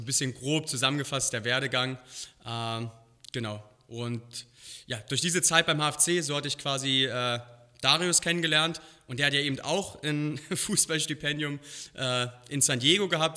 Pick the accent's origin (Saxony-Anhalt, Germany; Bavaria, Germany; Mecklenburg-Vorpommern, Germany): Saxony-Anhalt, Germany; Halle; moved away as an adult; also born or lived in Berlin / Koblenz; now in Las Vegas, United States; Ich bin in Berlin geboren, dann hier in Halle an der Saale aufgewachsen